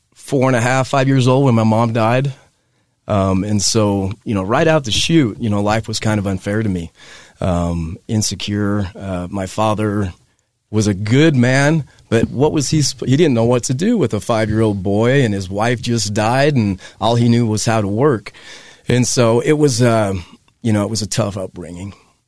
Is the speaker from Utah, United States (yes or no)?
yes; Hooper, Utah, United States; I grew up in Hooper, Utah.